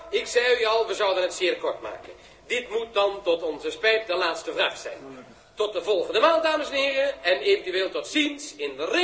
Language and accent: Dutch; Rotterdam, South Holland, Netherlands; Ik, eh, ik ben bootwerker uit Rotterdam.